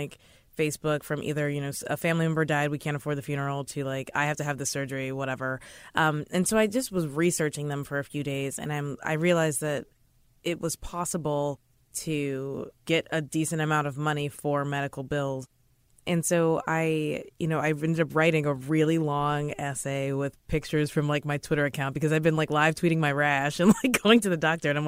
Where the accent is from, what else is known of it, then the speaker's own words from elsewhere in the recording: Kentucky, United States; moved away as an adult; now in New York, United States; I'm from Kentucky